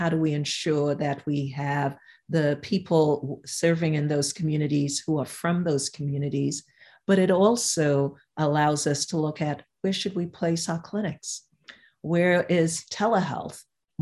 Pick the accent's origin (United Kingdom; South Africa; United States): United States; New York City, New York; I'm from New York, the Upper East Side of Manhattan is different from Brooklyn where I grew up